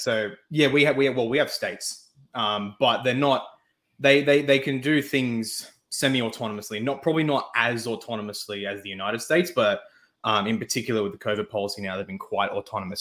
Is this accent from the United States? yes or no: no; Australia; I am an Australian